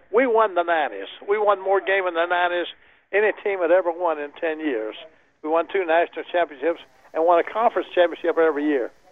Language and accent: English; Alabama, United States; moved away; I was raised in Alabama